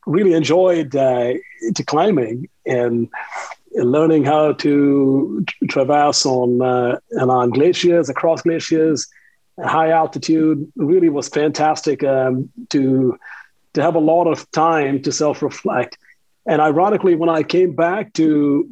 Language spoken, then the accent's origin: English; India; moved away as an adult; also born or lived in Tucson, Arizona / Southeast Asia; I come from India, born and raised in India, a modest upbringing